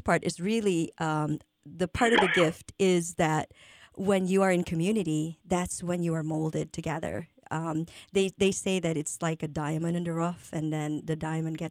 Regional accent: Luzon, Philippines; now in United States; I grew up in Luzon, which is the northern part of the Philippines

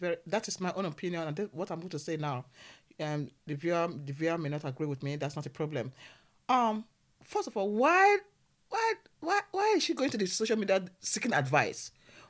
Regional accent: Edo, Nigeria; Marrying, because we are from Edo.

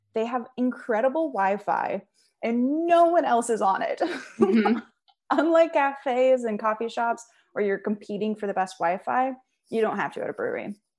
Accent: Seattle, Washington, United States; I'm from Seattle

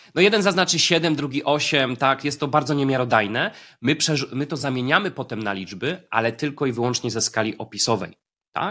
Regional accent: Poznań, Greater Poland, Poland; Ja jestem z Poznania

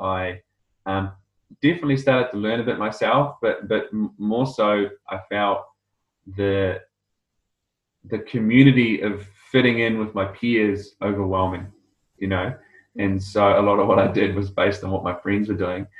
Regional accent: South Island, New Zealand; moved away as an adult; also born or lived in Scotland / England / Ireland; now in Australia; I grew up in South Island, New Zealand, as a pretty safe, kind

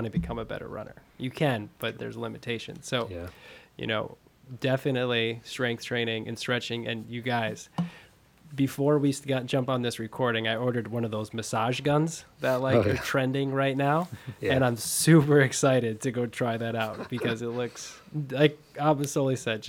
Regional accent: Fond du Lac, Wisconsin, United States; I'm from Fond du Lac, so about an hour north of Milwaukee.

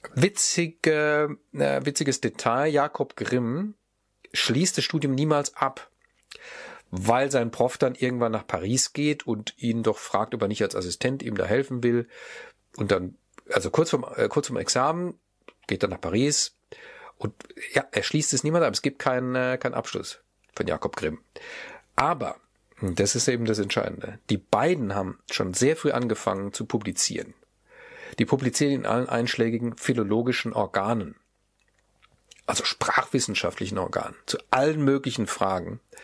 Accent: Mannheim, Baden-Württemberg, Germany; ich komme ja zufälligerweise aus Mannheim

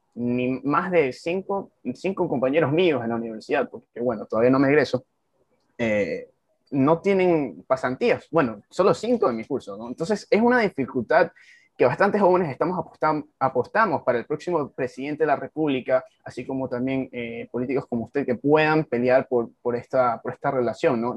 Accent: Ecuador; un joven como yo, ecuatoriano

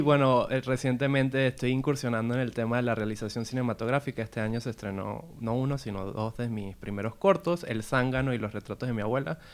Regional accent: Venezuela; yo de donde vengo, que, eh, es Venezuela

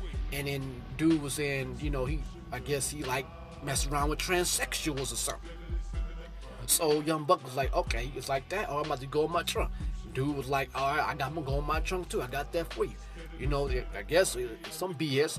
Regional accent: Cleveland, Ohio, United States; I'm not from New York, I'm from the Cleveland area, you know, Ohio

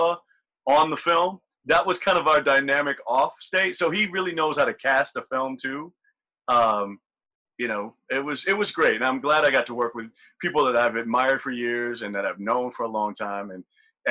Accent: the South, United States; growing up in the South

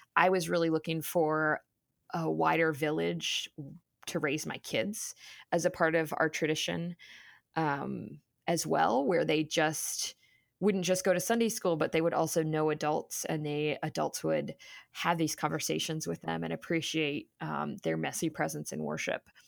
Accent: Cincinnati, Ohio, United States; moved away as an adult; coming back, um, to Cincinnati, to my hometown

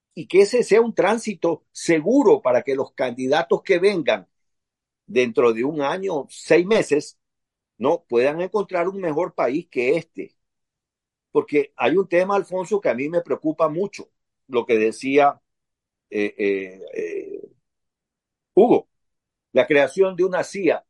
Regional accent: Ecuador; como concripto ecuatoriano

